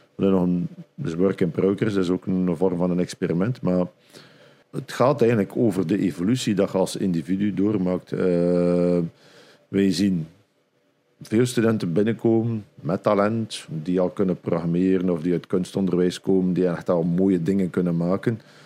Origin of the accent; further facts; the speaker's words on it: Flanders, Belgium; bij ons in Vlaanderen